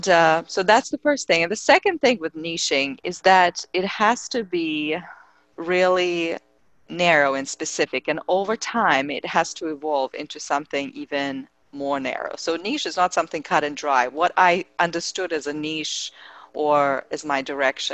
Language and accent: English; Russia; I come from Russia